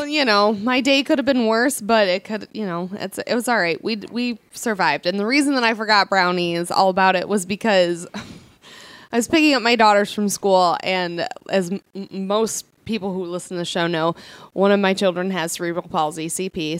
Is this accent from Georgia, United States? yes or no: no; Toledo, Ohio, United States; moved away; I'm from Toledo